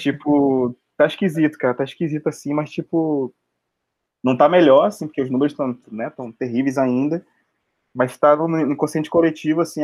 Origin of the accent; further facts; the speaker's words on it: Baixada Fluminense, Rio de Janeiro, Brazil; moved away as an adult; now in Rio de Janeiro, Brazil; também sou da Baixada também